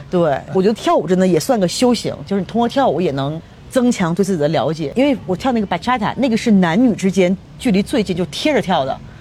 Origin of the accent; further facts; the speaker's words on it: China; now in Mexico; 因为我们亚洲人，尤其我们中国人， 我们是那种拿性感当的是一种不好的东西